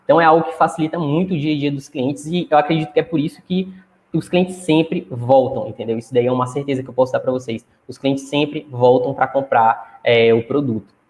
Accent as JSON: {"language": "Portuguese", "town": "Chapadinha", "region": "Maranhão", "country": "Brazil", "said": "eu moro no Maranhão, né? Sou de Chapadinha, uma cidade aqui próxima da capital do, do estado, né? Próximo de São Luís."}